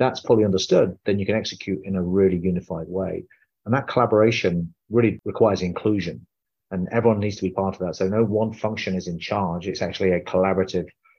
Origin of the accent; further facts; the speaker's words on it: United Kingdom; now in United States; I'm an Indian man born in the UK, living in America